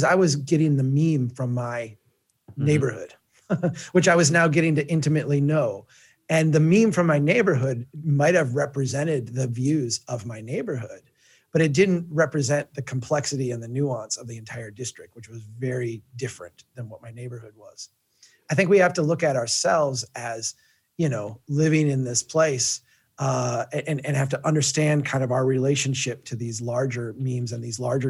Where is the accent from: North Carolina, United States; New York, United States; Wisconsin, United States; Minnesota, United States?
Minnesota, United States; Brainerd; also born or lived in Cass County, Minnesota; It's my hometown